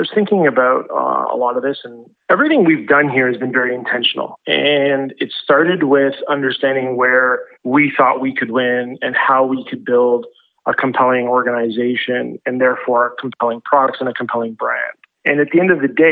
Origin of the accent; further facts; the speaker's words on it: Ontario, Canada; born and raised in Ontario